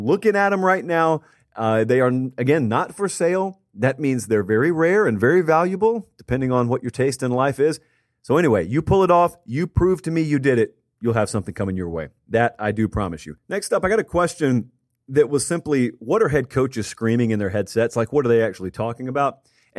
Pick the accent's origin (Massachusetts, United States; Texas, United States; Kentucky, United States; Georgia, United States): Georgia, United States; Yes, I grew up in Georgia. No, up until this Friday, I have never set foot in the state of Iowa.